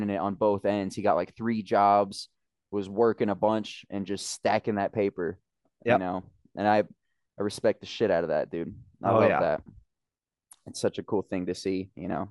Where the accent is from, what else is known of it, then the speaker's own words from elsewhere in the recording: Glenwood Springs, Colorado, United States; also born or lived in New Castle, Colorado; I was born in Glenwood, grew up in Glenwood.